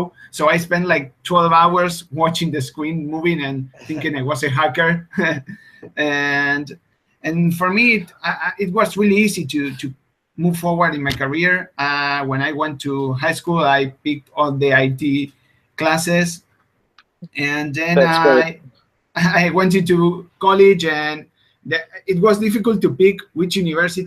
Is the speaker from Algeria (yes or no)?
no; Argentina; English is a second language; I'm from Argentina, which is a country far away from everything.